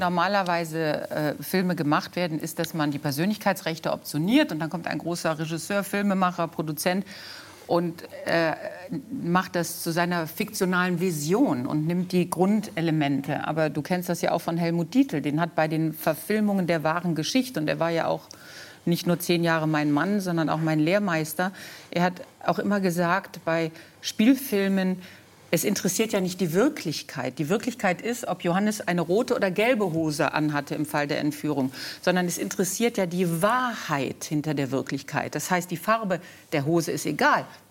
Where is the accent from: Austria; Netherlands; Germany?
Germany; Solingen, North Rhine-Westphalia; Ich bin in Solingen geboren und aufgewachsen und das ist 30 Kilometer von Köln